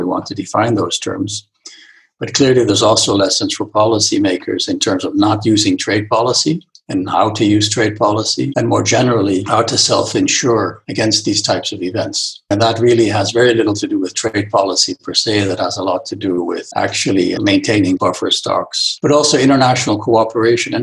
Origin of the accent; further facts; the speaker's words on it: Netherlands; moved away; also born or lived in Michigan; I'm from the Netherlands